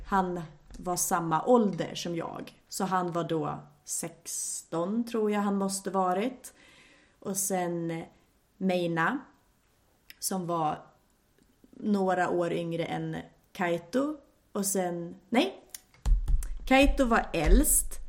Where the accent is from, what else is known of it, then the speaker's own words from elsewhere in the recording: Sweden; also born or lived in Japan; för mig som svensk